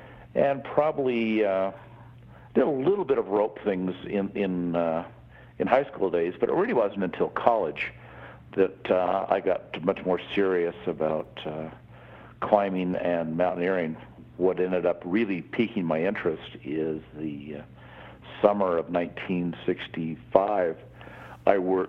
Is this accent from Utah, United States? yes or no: yes; Salt Lake City, Utah, United States; also born or lived in Park City, Utah; I grew up in Salt Lake City, right on the edge of the county, sort of where the neighborhoods ended, and there was just a hillside up above